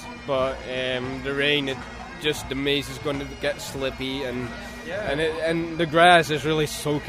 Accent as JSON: {"language": "English", "town": "Tilburg", "region": "North Brabant", "country": "Netherlands", "said": "I come from Tilburg, the Netherlands."}